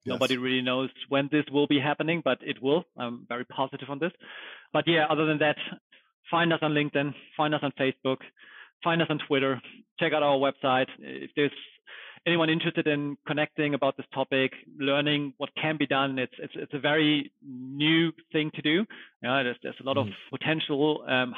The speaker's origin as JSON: {"language": "English", "country": "Germany", "tie": "born or raised there", "also_born_or_lived": "United States", "said": "born and raised in Germany. This is where I grew up"}